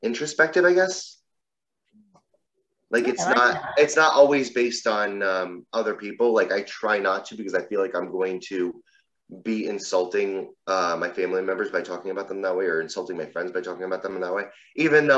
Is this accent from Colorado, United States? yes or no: no; New Jersey, United States; I live in New Jersey. I've lived here just about my entire life